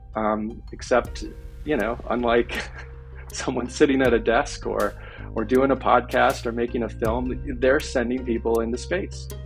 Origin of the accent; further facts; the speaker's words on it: Miami, Florida, United States; I grew up in Miami